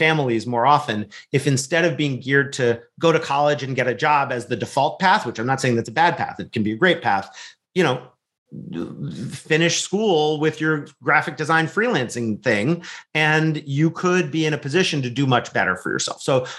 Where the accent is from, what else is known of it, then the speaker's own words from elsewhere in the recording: California, United States; also born or lived in Wisconsin; from my home state of California, although I spend a lot of time in Wisconsin as well